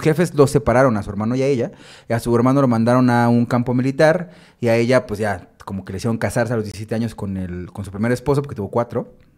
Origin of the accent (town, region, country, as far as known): Mexico